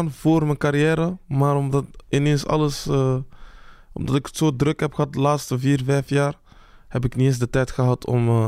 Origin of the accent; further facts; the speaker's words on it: Belgium; eh, ik ben geboren in België. Ik heb mm Belgische nationaliteit. Mhm. Ik voel me ook Congolees. Dus eh, ik vind het gewoon, het is een mix.